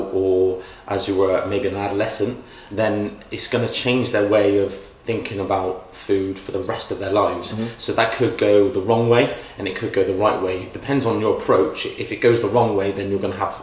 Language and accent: English; West Country, South West England, United Kingdom; I am from the West Country